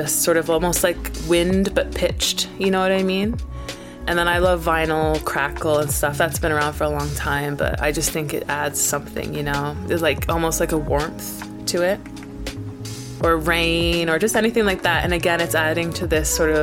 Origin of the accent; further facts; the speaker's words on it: Canada; also born or lived in Brighton; now in London, United Kingdom; Where I grew up in Canada was completely different. I grew up sort of in the middle of nowhere